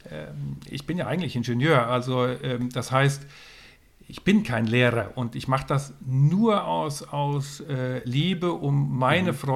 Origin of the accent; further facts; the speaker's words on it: Northern Germany, Germany; Also ich komme aus dem Norden. Ich bin sehr viel in Schweden, Norwegen, Schottland, Irland gesegelt.